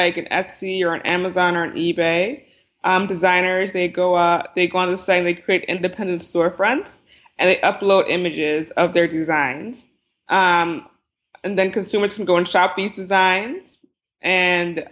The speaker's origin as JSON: {"language": "English", "region": "New Jersey", "country": "United States", "tie": "born or raised there", "said": "I grew up in Jersey. Both my parents are Nigerian immigrants"}